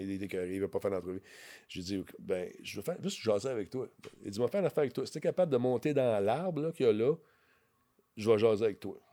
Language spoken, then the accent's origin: French; Quebec, Canada; je venais du Québec